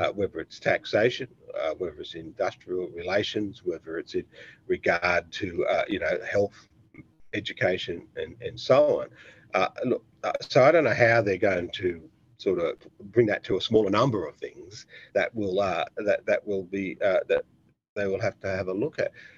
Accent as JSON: {"language": "English", "country": "Australia", "said": "I'm Australian"}